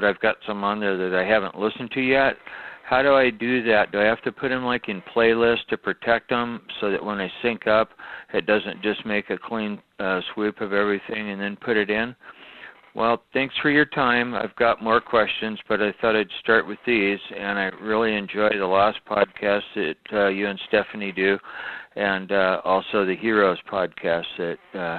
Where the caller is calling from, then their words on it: Seattle, Washington, United States; I'm calling from Seattle, Washington.